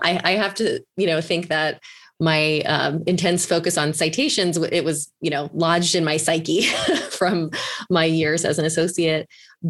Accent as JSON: {"language": "English", "region": "East Coast", "country": "United States", "said": "So I'm originally from the East Coast, and I started my legal career as a litigator at Paul Weiss."}